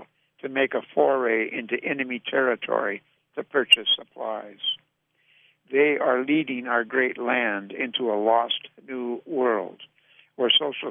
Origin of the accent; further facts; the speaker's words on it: North Dakota, United States; When I was growing up in North Dakota